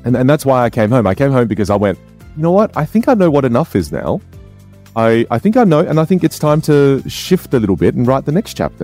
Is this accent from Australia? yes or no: yes; Australia; moved away; also born or lived in United States; growing up in Australia